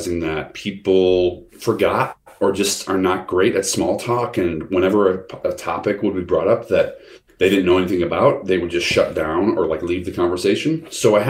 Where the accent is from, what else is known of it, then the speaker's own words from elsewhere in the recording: the Midwest, Illinois, United States; I'm from the Midwest, and that is a region, Illinois, that's like in the middle of the country